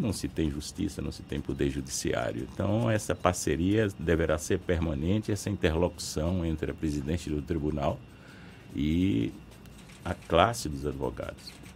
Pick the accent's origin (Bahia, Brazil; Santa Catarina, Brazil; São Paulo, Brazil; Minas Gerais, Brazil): Bahia, Brazil; sou interiorano, conheço a realidade interiorana